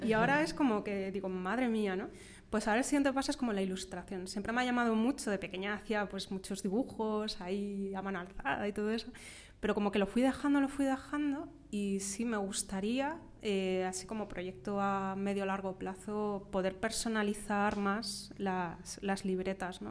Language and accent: Spanish; Madrid, Community of Madrid, Spain; yo soy de Madrid, de pura cepa